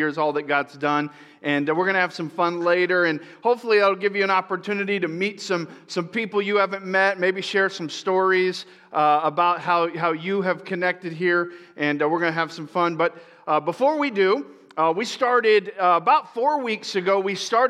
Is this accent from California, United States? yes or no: no; Tampa, Florida, United States; I grew up in Florida